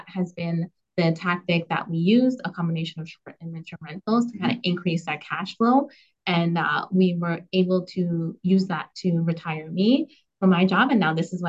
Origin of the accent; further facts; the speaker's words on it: Canada; as a Canadian